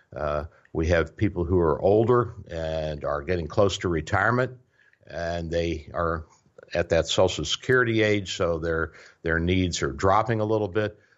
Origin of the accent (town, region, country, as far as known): United States